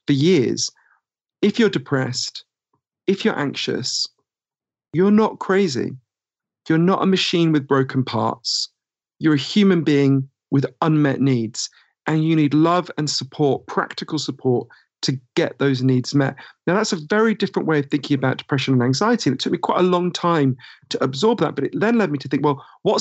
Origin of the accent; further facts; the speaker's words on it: United Kingdom; accent: Downton Abbey voice; moved away as an adult; also born or lived in United States; as you can tell from my weird Downton Abbey voice, I'm British